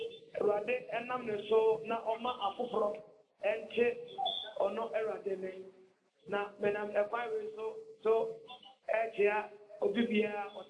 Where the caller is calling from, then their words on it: Western Region, Ghana; I'm calling from Akpangwe in Western Region.